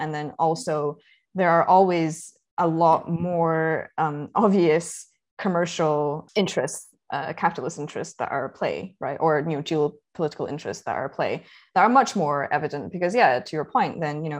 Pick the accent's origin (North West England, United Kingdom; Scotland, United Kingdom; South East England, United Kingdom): Scotland, United Kingdom; I grew up in Scotland